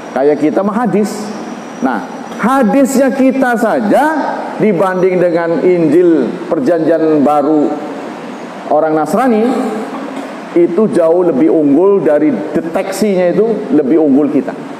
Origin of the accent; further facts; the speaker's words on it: Banten, Indonesia; kita orang Banten